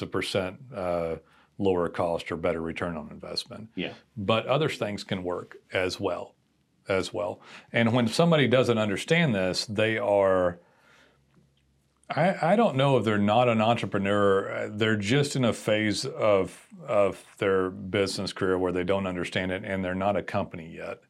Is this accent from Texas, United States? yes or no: yes; Texas, United States; direct Texan